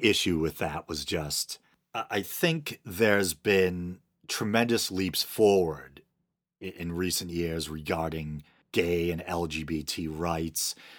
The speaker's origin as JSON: {"language": "English", "town": "Boston", "region": "Massachusetts", "country": "United States", "said": "I'm from the Boston area"}